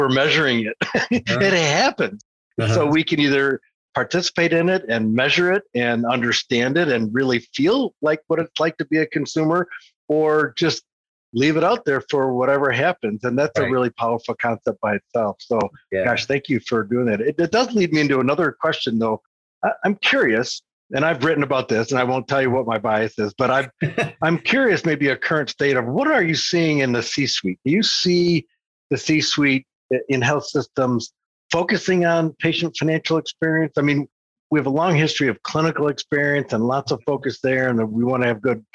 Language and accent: English; Michigan, United States; I'm from Michigan